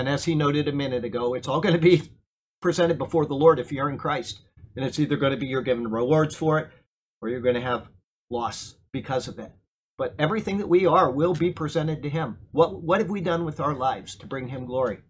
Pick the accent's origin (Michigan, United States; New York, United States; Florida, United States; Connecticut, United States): Florida, United States; Sarasota; I was raised here in Sarasota, and I went to Philippi Shores Elementary School